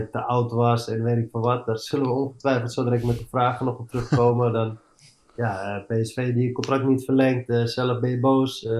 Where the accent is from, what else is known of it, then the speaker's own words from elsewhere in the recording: Amsterdam, North Holland, Netherlands; moved away as an adult; also born or lived in Eindhoven / England; ik ben opgegroeid in Amsterdam